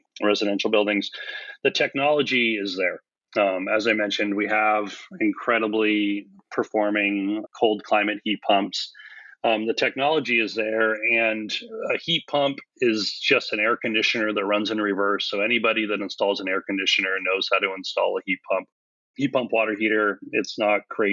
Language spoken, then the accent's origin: English; California, United States; moved away; also born or lived in Hawaii; I was raised in California and then Hawaii